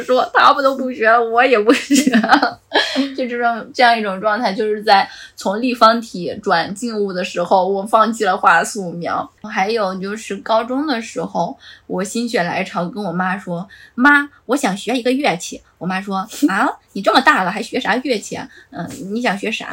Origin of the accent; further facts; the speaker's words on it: Gansu, China; moved away as an adult; also born or lived in Shenzhen; 我自己，呃，小时候是生活在北方嘛，我是甘肃人